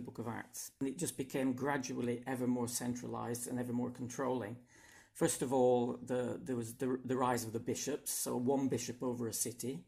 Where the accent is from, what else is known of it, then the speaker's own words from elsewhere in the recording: England, United Kingdom; now in Hungary; I come from England, uh, but I now live in Hungary